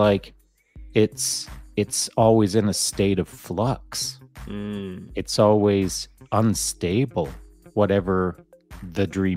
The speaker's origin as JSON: {"language": "English", "country": "Canada"}